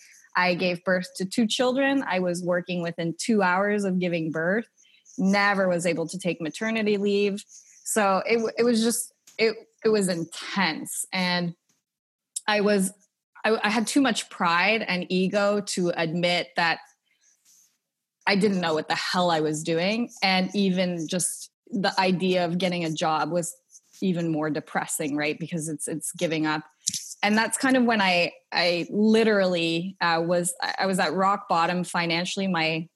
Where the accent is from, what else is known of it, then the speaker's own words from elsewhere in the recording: Canada; moved away as an adult; now in Australia; I was raised in Canada and never really had an entrepreneurial background.